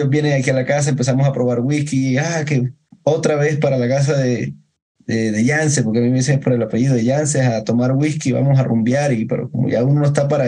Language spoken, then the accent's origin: Spanish; Córdoba, Colombia; now in Bogotá, Colombia; yo no soy de acá de Bogotá, como les dije, yo soy de Córdoba. Y yo, la mayoría de mis amigos son de la costa, de la costa atlántica de Colombia.